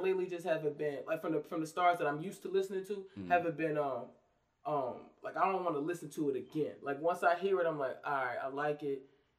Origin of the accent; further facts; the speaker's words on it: New Jersey, United States; I'm a fan, yo. Okay, I'm a fan from Jersey to the music.